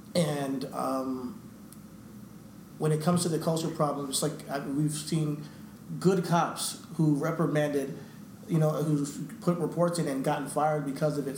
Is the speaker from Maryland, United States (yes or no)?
no; New York, United States; we're, we're, from, New York